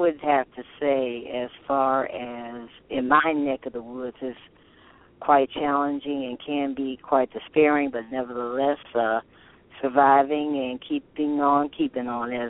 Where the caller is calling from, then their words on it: Toledo, Ohio, United States; I'm calling from Toledo, Ohio.